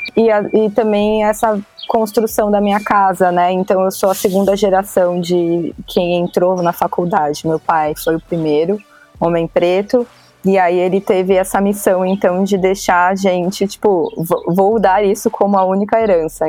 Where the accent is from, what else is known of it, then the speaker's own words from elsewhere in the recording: São Paulo, Brazil; Eu sou de São Paulo, capital